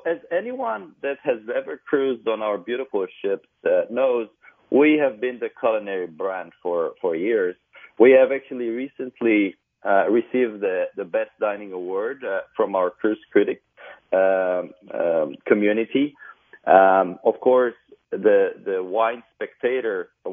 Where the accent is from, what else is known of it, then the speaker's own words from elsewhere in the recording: Transylvania, Romania; moved away as an adult; now in Miami, United States; I was raised in Transylvania, Romania.